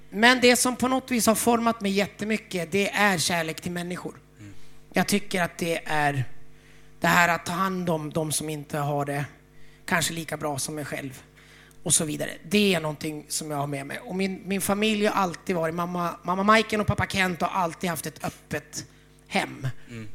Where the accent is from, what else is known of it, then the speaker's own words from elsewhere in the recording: Umeå, Västerbotten County, Sweden; jag är uppvuxen i Frälsningsarmén i Umeå